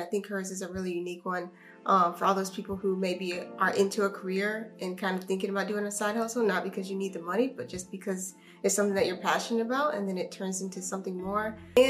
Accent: Phenix City, Alabama, United States; my hometown, Phenix City, Alabama.

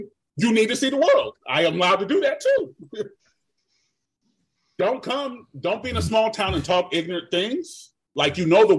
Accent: Germany; Sorry, I was raised in Germany. My whole high school.

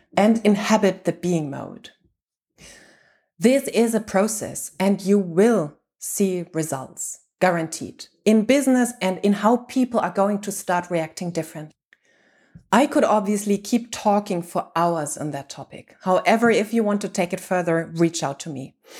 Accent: Germany; I'm from Germany and whole Europe

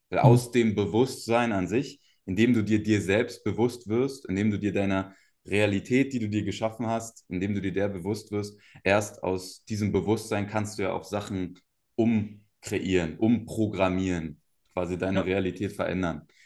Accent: Cottbus, Brandenburg, Germany; moved away; also born or lived in Berlin suburbs (Speckgürtel); Aufgewachsen bin ich in Cottbus. Ähm, das ist hier in Brandenburg, in, in, Ostdeutschland, so eine kleine Stadt

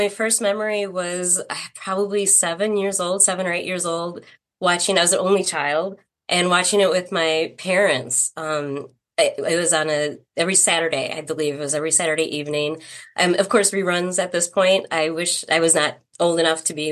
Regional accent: Edina, Minnesota, United States; I was born in Edina, Minnesota, which is a suburb of Minneapolis also

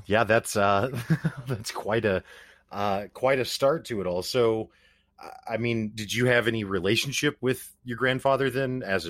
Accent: Ozarks, Missouri, United States; born or raised there

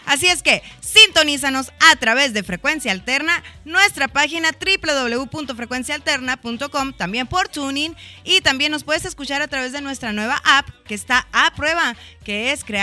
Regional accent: United States; como yo soy el único americano aquí.

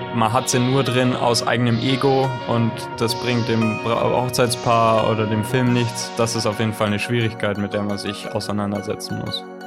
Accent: Southern Germany, Germany; now in Ulm, Germany; wir kommen aus, aus dem Süden Deutschlands

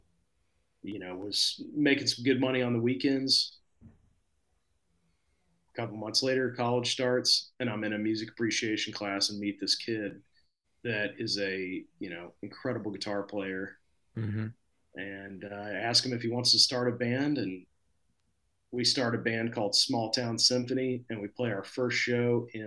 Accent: Fort Smith, Arkansas, United States; now in Nashville, United States; Fort Smith, my hometown.

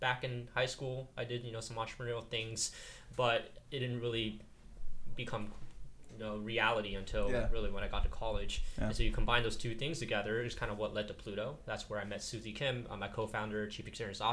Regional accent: Silicon Valley, California, United States; I grew up in Silicon Valley

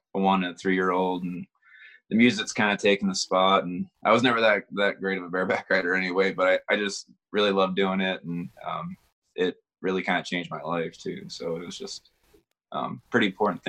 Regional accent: Baltimore, Maryland, United States; Baltimore, Maryland.

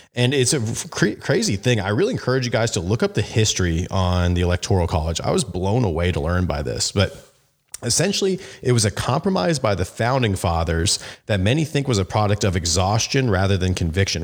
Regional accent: Arizona, United States; also born or lived in Phoenix, Arizona; It's my, my home state. I live in, in Phoenix, Arizona

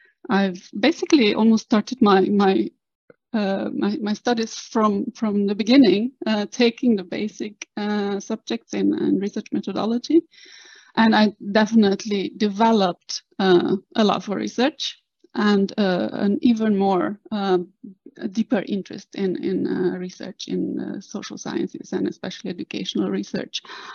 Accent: Cluj-Napoca, Cluj County, Romania; moved away as an adult; also born or lived in Netherlands; now in Oslo, Norway; I am Romanian born. I grew up and studied in Romania, in Cluj-Napoca, which is the northwestern part of Romania in the heart of Transylvania.

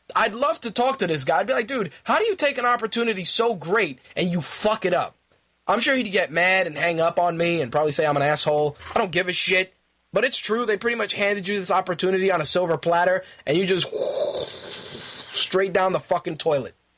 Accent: Puerto Rico; I'm Puerto Rican.

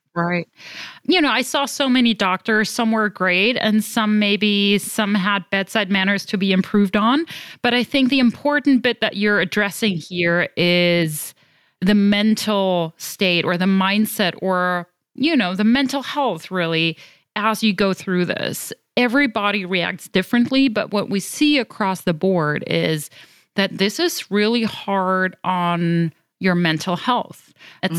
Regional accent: Germany; accent: European; moved away as an adult; now in United States; I'm originally from Germany, but I consider myself a global citizen, having lived all over the world

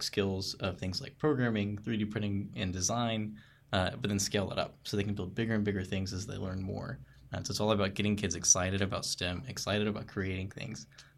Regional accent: Searcy, Arkansas, United States

